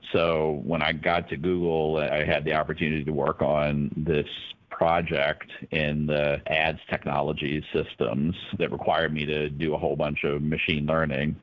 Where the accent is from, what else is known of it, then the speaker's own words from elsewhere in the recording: Campbell County, Virginia, United States; I grew up in Campbell County. I went to college at Lynchburg College